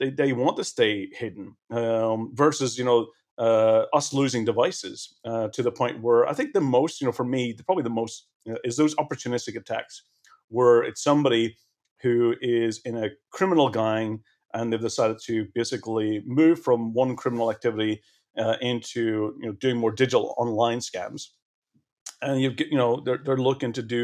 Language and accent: English; Belfast, Northern Ireland, United Kingdom; I grew up in Belfast